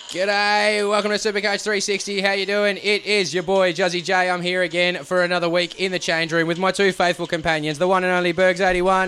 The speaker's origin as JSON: {"language": "English", "region": "Queensland", "country": "Australia", "said": "as a Queenslander"}